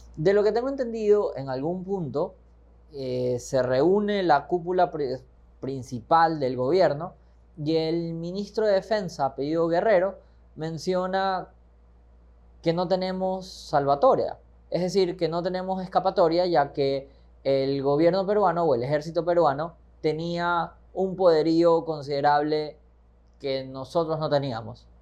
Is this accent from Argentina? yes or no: no; Ecuador